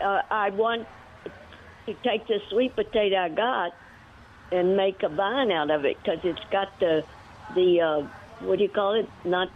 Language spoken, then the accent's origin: English; Virginia, United States; I'm 85 and I'm from Virginia.